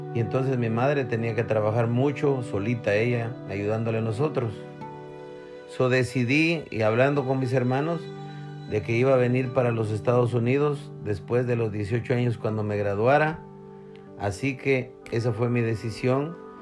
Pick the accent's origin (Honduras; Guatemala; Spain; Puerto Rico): Guatemala; moved away as an adult; me volví a regresar para Guatemala